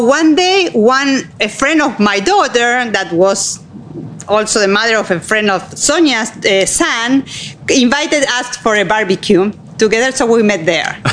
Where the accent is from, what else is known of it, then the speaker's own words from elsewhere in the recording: Argentina; moved away as an adult; also born or lived in United States; now in Anne Arundel County, United States; I grew up in Argentina